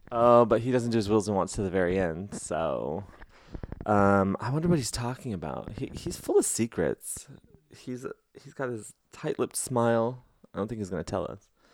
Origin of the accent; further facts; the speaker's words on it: Los Angeles, California, United States; I'm from Los Angeles